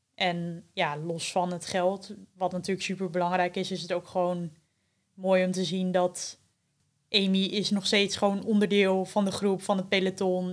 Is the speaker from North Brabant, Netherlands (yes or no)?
no; Veendam, Groningen, Netherlands; also born or lived in Winschoten; ik ben eh, geboren in Winschoten, maar opgegroeid in eh, Veendam. En daar woon ik ook nog steeds.